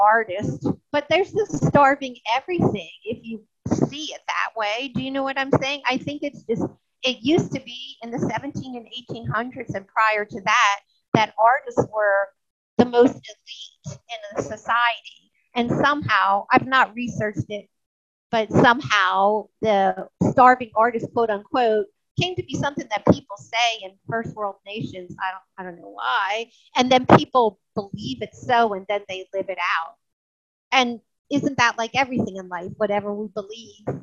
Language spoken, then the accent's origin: English; United States; also born or lived in New Orleans area; now in Mississippi, United States; I grew up in the New York area and then we moved to Mississippi